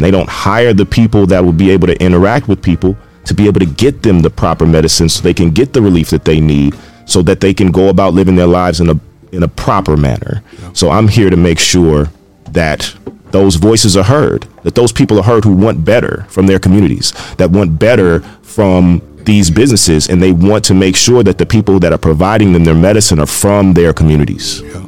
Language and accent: English; Carson, California, United States; moved away; I also am from uh, California. I grew up in Carson, right next to Compton.